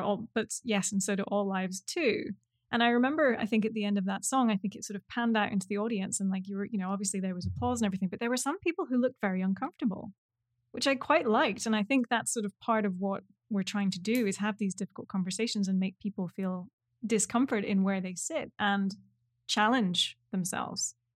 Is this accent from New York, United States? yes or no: yes; New York City, New York, United States; I'm a musician from New York City and the host of This Next Song's About.